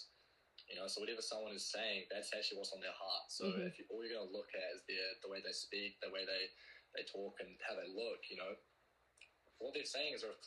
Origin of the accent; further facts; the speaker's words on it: New Zealand; I'm from New Zealand.